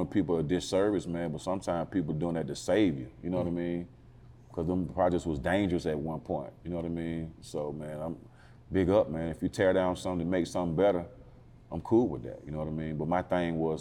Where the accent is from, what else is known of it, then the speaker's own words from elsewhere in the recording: Atlanta, Georgia, United States; I'm born and raised in Northwest Atlanta